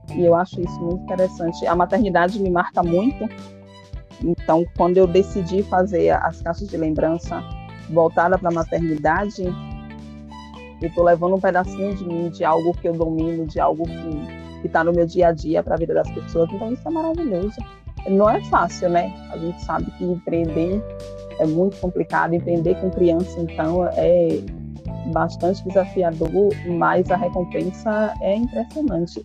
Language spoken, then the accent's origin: Portuguese; Feira de Santana, Bahia, Brazil; Eu sou de Feira de Santana.